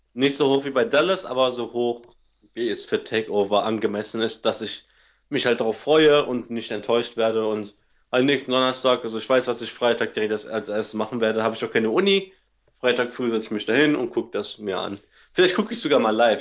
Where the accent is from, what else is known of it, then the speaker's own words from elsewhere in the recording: Cologne area, NRW, North Rhine-Westphalia, Germany; da, wo ich herkomme, gegen von Köln